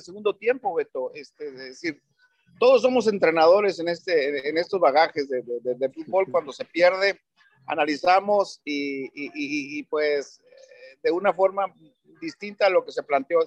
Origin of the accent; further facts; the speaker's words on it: Mexico; como mexicano